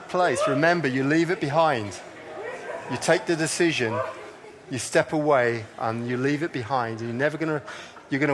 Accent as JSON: {"language": "English", "town": "Coleraine", "region": "Northern Ireland", "country": "United Kingdom", "said": "I come from Coleraine"}